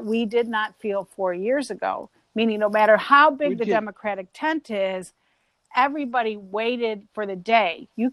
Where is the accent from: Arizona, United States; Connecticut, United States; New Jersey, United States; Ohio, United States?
Ohio, United States; Cleveland; When Mo and I would say Cleveland